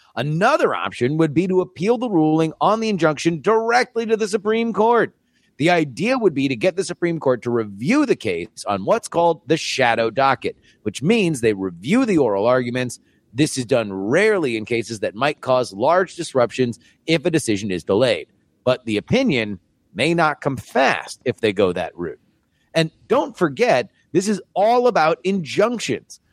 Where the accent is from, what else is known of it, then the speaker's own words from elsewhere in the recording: Florida, United States; moved away; also born or lived in Texas; I'm also from Florida originally.